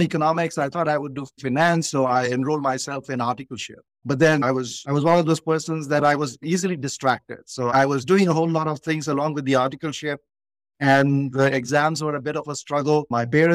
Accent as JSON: {"language": "English", "country": "India", "tie": "born or raised there", "said": "growing up in India"}